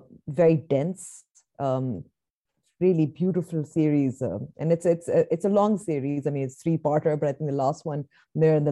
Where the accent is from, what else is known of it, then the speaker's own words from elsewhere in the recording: Nigeria; moved away; I grew up, a part of my childhood was, I grew up in Nigeria